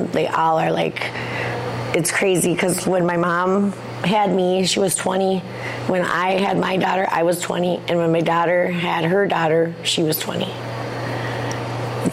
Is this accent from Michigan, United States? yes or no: no; Bad River, Wisconsin, United States; now in Ashland, United States; I'm from Bad River. I have 4 children. I've lived in Bad River like my whole life.